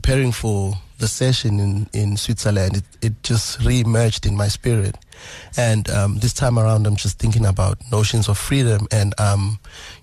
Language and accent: English; Durban, KwaZulu-Natal, South Africa; also born or lived in Nongoma, KwaZulu-Natal; I grew up in Umlazi Township, so I was exposed to a lot of musics